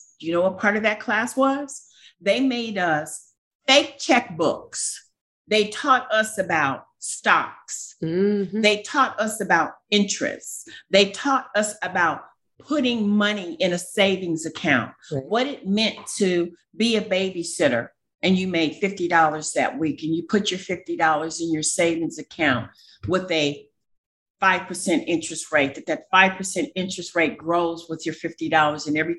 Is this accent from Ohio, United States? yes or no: yes; Cleveland, Ohio, United States; You know, I'm from Cleveland, Ohio.